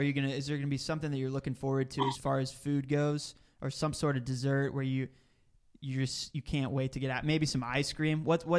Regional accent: Dallas, Texas, United States; I grew up in Dallas

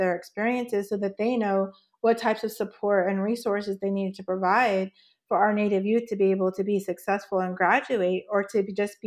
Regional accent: Oklahoma, United States; also born or lived in Oregon / New Mexico; now in Washington, United States; I was born in Oregon, but grew up in Oklahoma

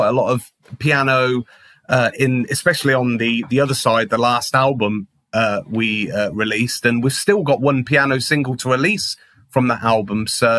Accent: Ketchum, Idaho, United States; which unfortunately is no longer there in Ketchum, which was like a specialist kind of Fender shop in my hometown.

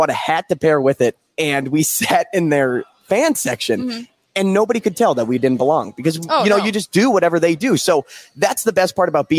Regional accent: St. Louis, Missouri, United States; I didn't grow up in a college town. I'm from St. Louis.

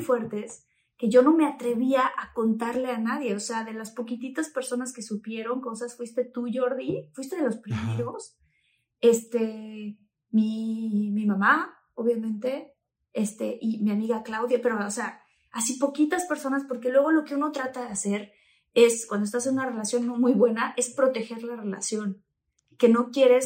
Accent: Tabasco, Mexico; estaba yo creciendo en Tabasco

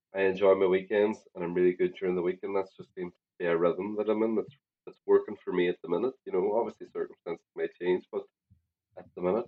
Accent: Ireland; as an Irish person, we love spuds.

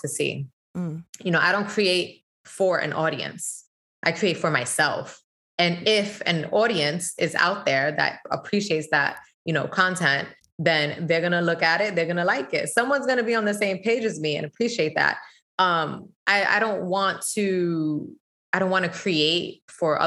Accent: New York City, New York, United States; I was born and raised in the Bronx

